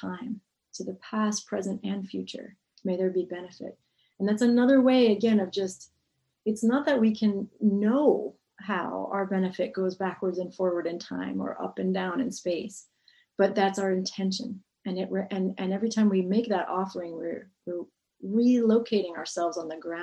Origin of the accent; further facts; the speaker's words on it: New England, United States; I grew up in New England